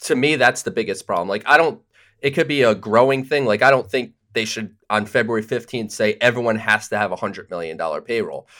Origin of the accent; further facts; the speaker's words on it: Southern Connecticut, United States; I'm from Southern Connecticut